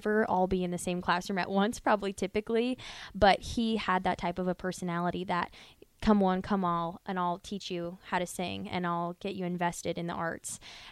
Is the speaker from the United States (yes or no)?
yes; Omaha, Nebraska, United States; we grew up in Omaha